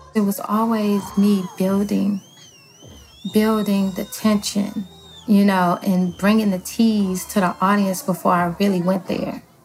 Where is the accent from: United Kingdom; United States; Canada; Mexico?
United States; Los Angeles, California; I am from Los Angeles, California